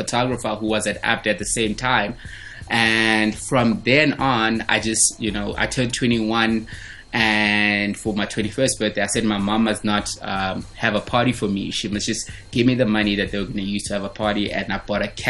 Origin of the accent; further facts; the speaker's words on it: Venda, Limpopo, South Africa; now in Johannesburg, South Africa; my journey when I was growing up in Venda, coming to Johannesburg to visit my family in Soweto.